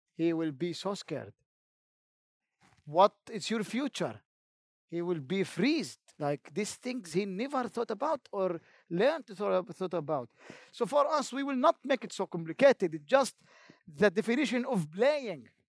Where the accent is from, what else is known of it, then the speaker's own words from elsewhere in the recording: Jenin, West Bank, Palestine; English is a second language; I am from Jenin camp